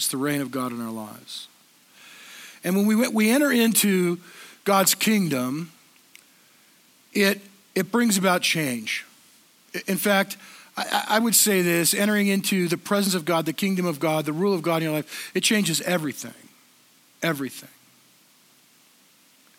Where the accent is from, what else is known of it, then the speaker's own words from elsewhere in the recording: Southern California, United States; I grew up in Southern California in the 70s